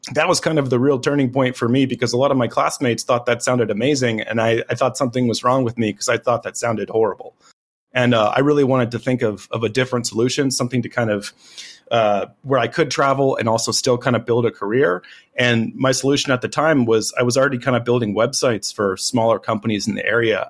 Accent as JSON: {"language": "English", "country": "United States"}